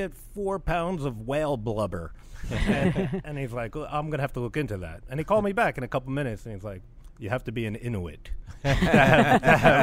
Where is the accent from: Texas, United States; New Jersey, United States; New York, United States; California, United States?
New Jersey, United States; Jersey City; moved away as an adult; now in New Orleans, United States; I'm from Jersey City